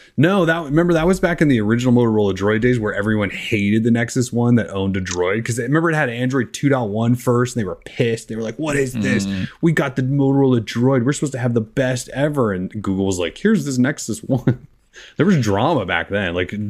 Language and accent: English; Minnesota, United States; accent: Minnesotan; My Minnesotan accent.